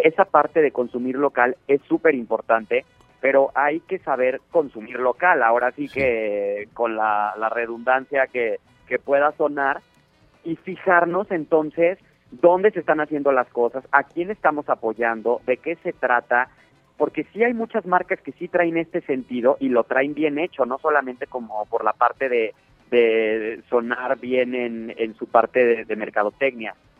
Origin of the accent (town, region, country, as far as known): Mexico